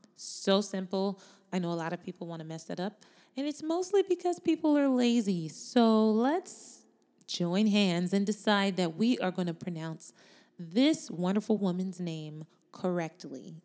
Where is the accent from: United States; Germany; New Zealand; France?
United States; She was born in America, as was I. My parents were born in Jamaica.